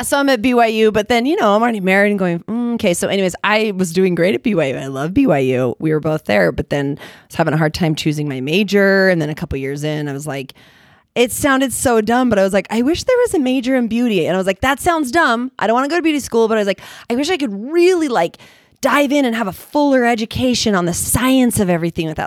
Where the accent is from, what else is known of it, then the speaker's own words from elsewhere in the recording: Utah, United States; also born or lived in California; I'm from Utah, Utah County. Like, you know, I was born in California, but it's not really like I'm all Utah.